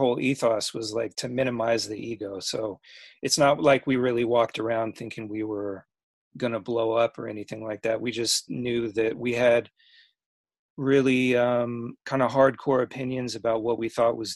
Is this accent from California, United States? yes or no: yes; Davis, California, United States; also born or lived in San Jose, California / Napa, California; I grew up in Davis, so I felt local.